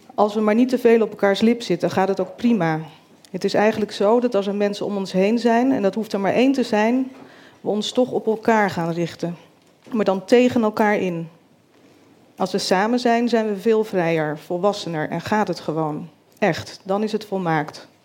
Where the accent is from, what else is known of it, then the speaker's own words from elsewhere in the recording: Groot-Ammers, South Holland, Netherlands; also born or lived in Rotterdam; Ik ben hier 15 jaar en woon met mijn chronisch zieke moeder in Groot-Ammers in een klein dorp in Zuid-Holland, aan de Lek